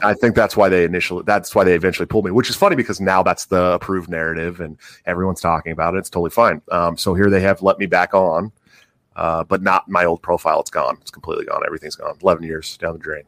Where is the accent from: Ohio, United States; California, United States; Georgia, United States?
California, United States; Oakland; I'm from, I'm from Oakland, California